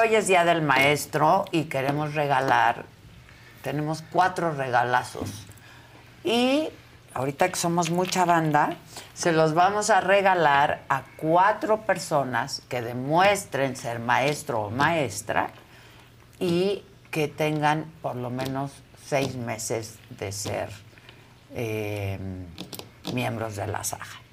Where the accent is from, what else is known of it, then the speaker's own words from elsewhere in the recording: Mexico; como mexicanos